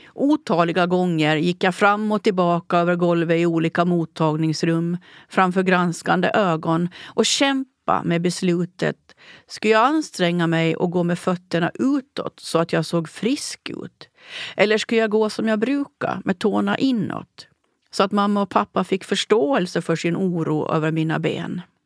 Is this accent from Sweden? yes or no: no; Åland Islands; processerna i min hembygd